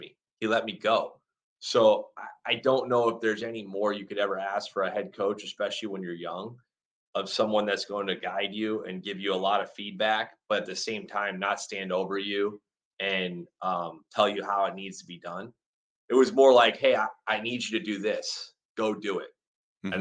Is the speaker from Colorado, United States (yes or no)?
no; Manchester, New Hampshire, United States; moved away as an adult; also born or lived in Central Pennsylvania / Winston-Salem, North Carolina; I was born in Central PA, and then my dad's family, most of them are from, and still do to this day, live outside of Philadelphia. So they live in like Norristown, Lansdale, Methacton, Horsham, that area. When I was 8 years old, we moved to Manchester, New Hampshire. I went to high school there